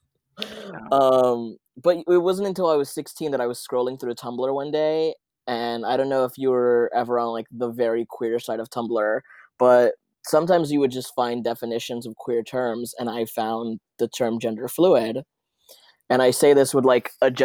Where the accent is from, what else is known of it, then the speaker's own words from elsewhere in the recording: Los Angeles, California, United States; also born or lived in Santa Ana, El Salvador; But I was raised in like East Hollywood, Koreatown, kind of like where they meet. So here in LA.